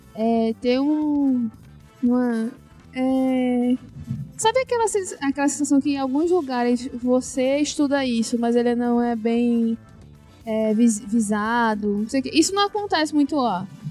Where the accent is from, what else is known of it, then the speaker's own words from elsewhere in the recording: Northeast Brazil, Brazil; moved away; also born or lived in Santa Catarina; Eu disse sim, mas eu tô morando lá faz tempo já